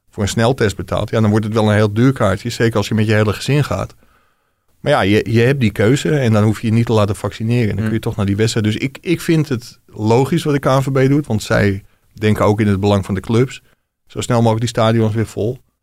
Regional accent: Ilpendam, North Holland, Netherlands; ik kom uit Ilpendam, met, dat is een dorpje met heel veel Ajax-supporters

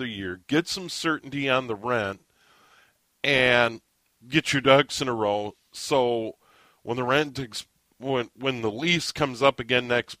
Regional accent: Midwest, United States; I grew up in the Midwest

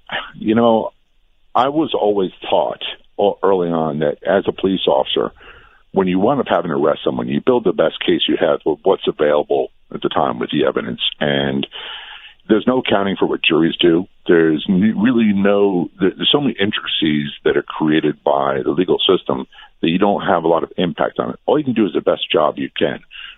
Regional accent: Norfolk, Virginia, United States; I'm a product of the Vietnam War era. I grew up in Norfolk, Virginia, and a lot of the kids I went to school with, their fathers were POWs or missing in action

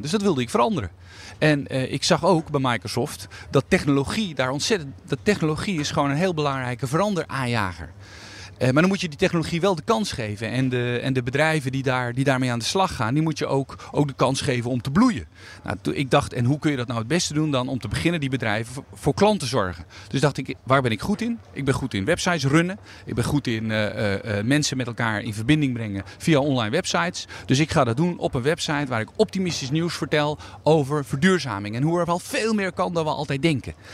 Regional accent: Netherlands; Ik ben een inwoner van Nederland met een, eh, eh, een, bijzondere status

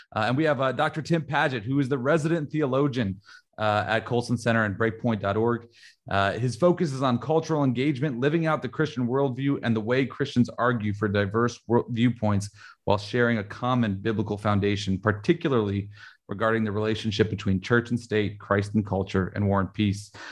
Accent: Warren, Ohio, United States; growing up in, in Warren, Ohio, we were a big football program there

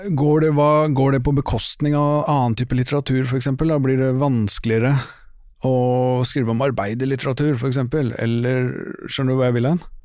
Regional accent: Oslo, Norway; moved away; jeg er fra Stovner. Ja. Jeg bor jo ikke på Stovner

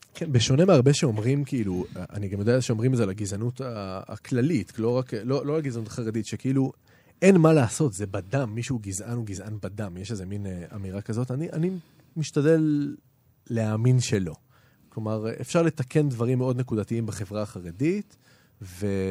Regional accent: Jerusalem, Jerusalem District, Israel; גדלתי בירושלים, נולדתי בירושלים.

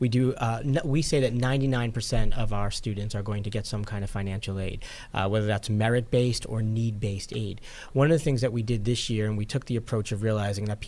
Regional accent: New York, United States; moved away as an adult; also born or lived in Potsdam, New York / Virginia / Philadelphia; now in Buffalo, United States; I'm originally from New York, but the other part of the state.

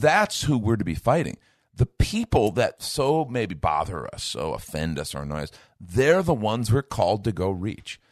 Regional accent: Chicago, Illinois, United States; I grew up in Chicago

